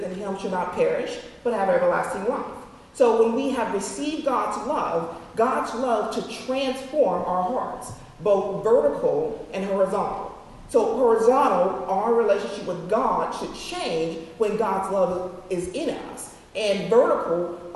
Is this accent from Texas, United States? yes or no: no; Woodland Hills, California, United States; moved away; in my home state of California. Actually, I lived in Woodland Hills, went to school in Woodland Hills